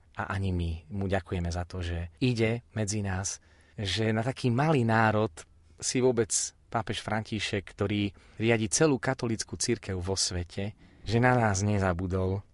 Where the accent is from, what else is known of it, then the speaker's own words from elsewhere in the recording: Spišské Podhradie, Prešov Region, Slovakia; v mojom rodnom meste, e, na Spišskej kapitule